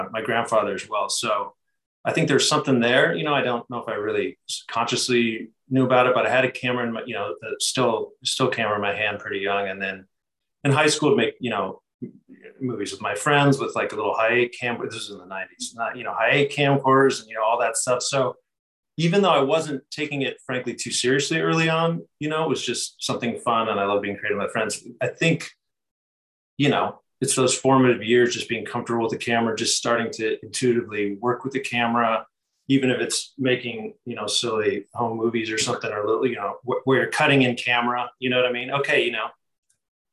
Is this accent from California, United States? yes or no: yes; San Diego, California, United States; I'm from San Diego, California, so not too far away from where we are now